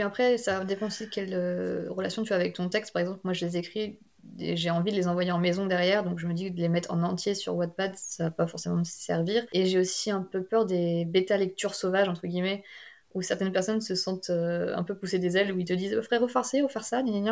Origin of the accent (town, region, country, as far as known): near Rennes, Brittany, France; born or raised there